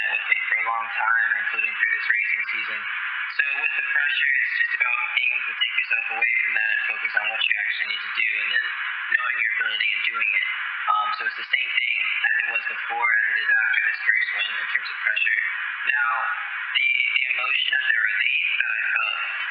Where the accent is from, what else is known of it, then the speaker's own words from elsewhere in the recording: Atlanta, Georgia, United States; moved away as an adult; now in Nashville, United States; I was born and raised in Atlanta, Georgia, all the way up to when I was 18